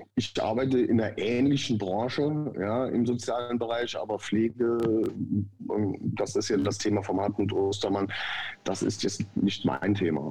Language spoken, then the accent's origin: German; Saarland, Germany; ich bin im Saarland geboren, aufgewachsen, lebe bis heute hier